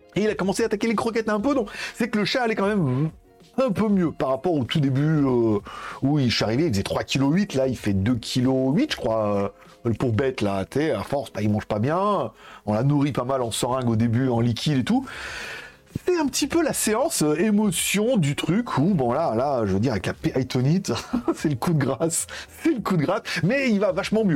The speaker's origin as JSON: {"language": "French", "country": "France", "moved": "yes", "lives_now": "Thailand", "said": "je suis un Français qui parle anglais"}